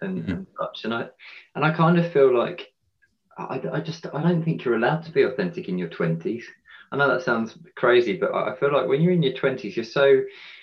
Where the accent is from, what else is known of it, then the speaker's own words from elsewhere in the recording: Sussex, South East England, United Kingdom; I'm a bloke from Sussex